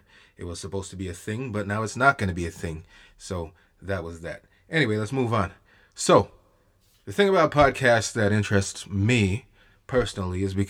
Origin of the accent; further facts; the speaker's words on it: Jamaica; now in Canada; the storytelling culture in Jamaica, at least when I was growing up, was way different than it is over here in Canada